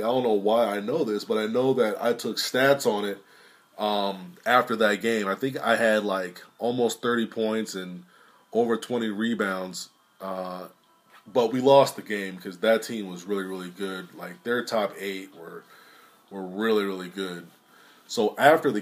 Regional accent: Sterling, Virginia, United States; I'm from Lowell, Sterling, Virginia

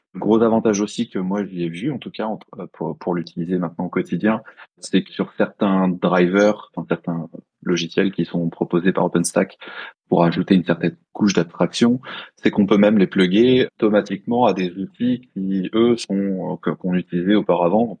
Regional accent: Chartres, Centre-Val de Loire, France; je suis de Chartres

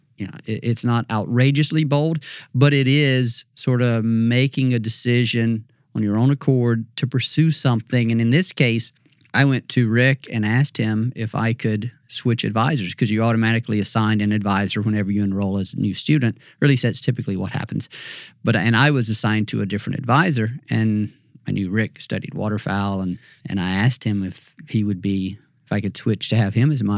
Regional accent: Mississippi, United States; moved away as an adult; I grew up in Mississippi and I never really traveled a lot

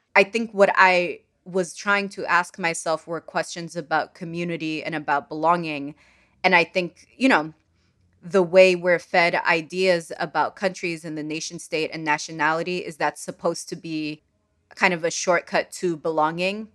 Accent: Sudan; English is a second language; moved away; I'm from Sudan

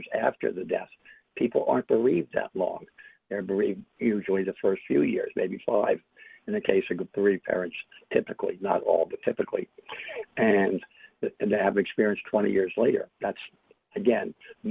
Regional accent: New York City, New York, United States; I'm from New York City, from Manhattan

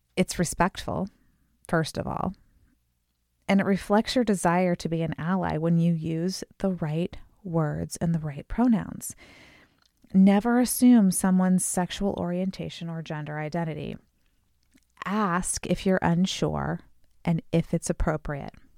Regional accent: Chicago, Illinois, United States; we're from the Chicago area

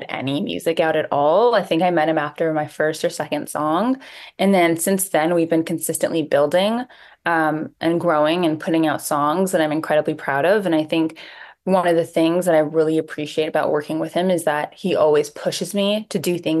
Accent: Toronto, Ontario, Canada; I'm from Toronto, Canada

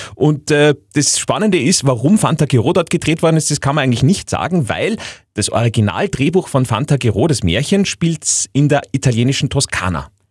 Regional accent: Upper Austria, Austria; bei uns in Oberösterreich

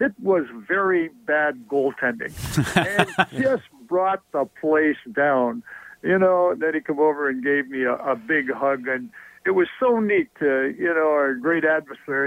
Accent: Lucknow, Ontario, Canada; moved away as an adult; also born or lived in Toronto / Detroit / Birmingham, Alabama; I'm very, very proud that, Lucknow is my hometown

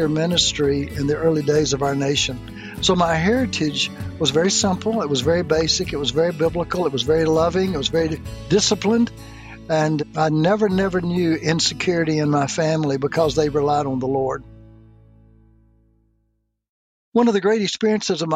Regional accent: Mississippi, United States; I grew up in Mississippi, which has been known as a very poor state

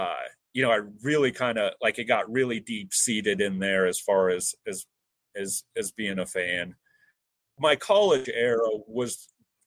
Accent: between Paxton and Sutherland, Nebraska, United States; also born or lived in Lincoln, Nebraska; I grew up on a farm outside of in between Paxton and Sutherland, Nebraska

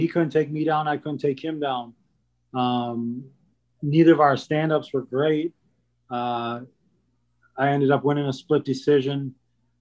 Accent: Rochester, Minnesota, United States; my hometown, Rochester, Minnesota

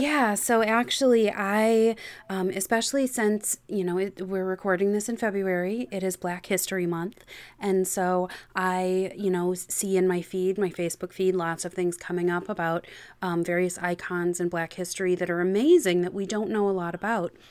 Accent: just outside Chicago, Illinois, United States; I grew up just outside Chicago

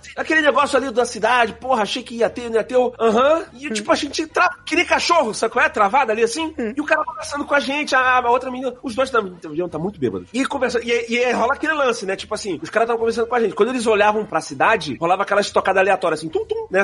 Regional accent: Rio de Janeiro, Brazil; eu sou do Rio

